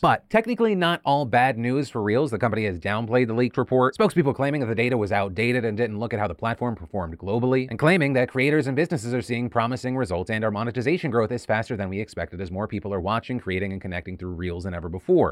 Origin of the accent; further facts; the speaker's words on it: United States; as an American